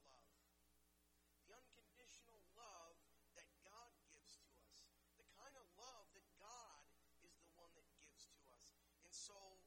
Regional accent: Detroit, Michigan, United States; growing up in the Detroit area

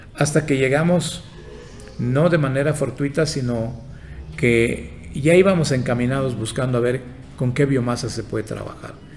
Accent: Yucatán, Mexico; first language Yucatec Maya; Spanish is a second language; moved away; also born or lived in Tabasco; soy originario de Yucatán

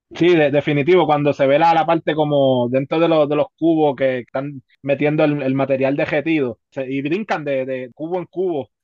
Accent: Puerto Rico; nosotros como puertorriqueños

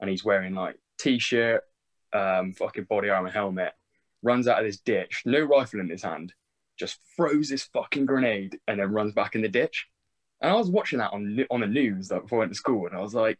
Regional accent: Bristol, South West England, United Kingdom; I was born and raised in Bristol.

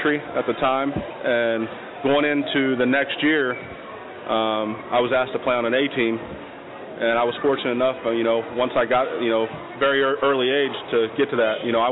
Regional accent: Delaware, Ohio, United States; I was born in Delaware, Ohio, small town just about 20 minutes north of Columbus.

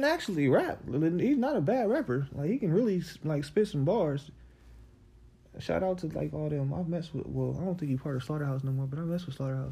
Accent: Compton, California, United States; I'm from the hood. I'm from Compton

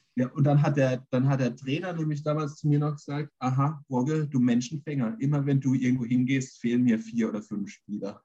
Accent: Germany; ich bin ja in Schöpfronn auf dem Dorf groß geworden

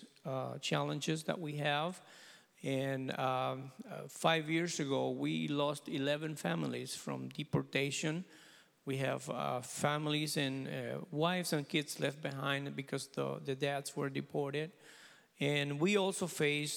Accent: Puerto Rico; English is a second language; moved away as an adult; now in United States; I'm originally from Puerto Rico. I met the Lord there when I was 16

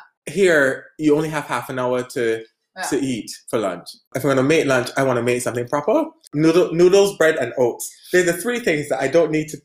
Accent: Barbados; first language English; moved away as an adult; also born or lived in England; now in Denmark; I come from Barbados. I've lived in England for 6 years, and I moved to Denmark almost 5 years ago now.

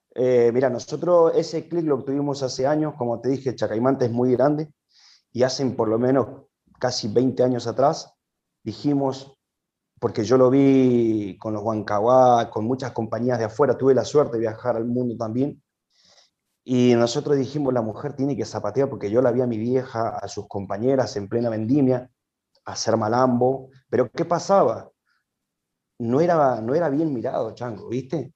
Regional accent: Mendoza, Argentina; Yo nací aquí en la provincia de Mendoza, soy mendocino, de pura cepa

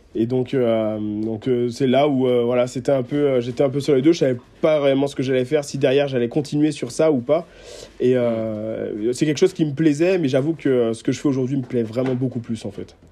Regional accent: Guadeloupe; moved away; je suis de Guadeloupe, donc j'ai vécu, mmh. euh, j'ai vécu 9 ans là-bas

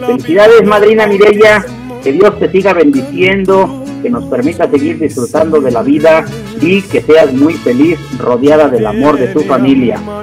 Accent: Mexico

